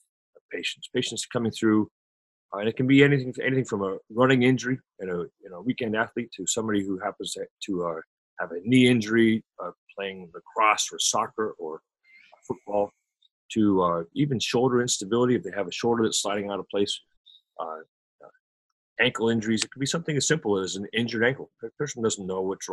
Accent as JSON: {"language": "English", "town": "Cincinnati", "region": "Ohio", "country": "United States", "tie": "born or raised there", "moved": "yes", "lives_now": "Tampa, United States", "said": "I came from Cincinnati as a young man, grew up there, watched baseball up there, got to love it."}